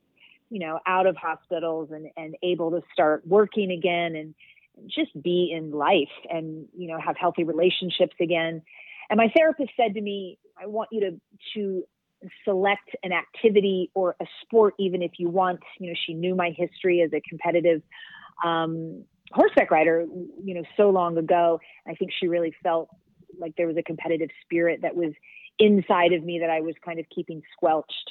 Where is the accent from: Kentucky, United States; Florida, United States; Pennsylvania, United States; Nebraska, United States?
Kentucky, United States; moved away as an adult; also born or lived in Philadelphia / New York City; I grew up in Kentucky. So I grew up in the South